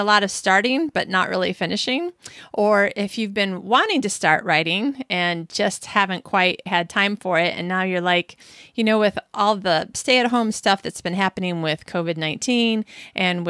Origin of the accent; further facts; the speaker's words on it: Michigan, United States; fellow Michigander, I'm from Michigan